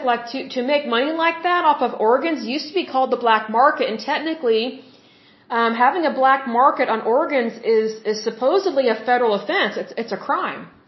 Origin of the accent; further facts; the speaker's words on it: Oklahoma, United States; I'm from Oklahoma, which is the Bible Belt.